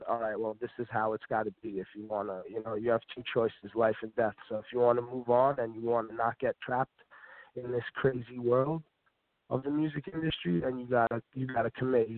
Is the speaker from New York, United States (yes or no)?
yes; New York City, New York, United States; I'm from Staten Island as well.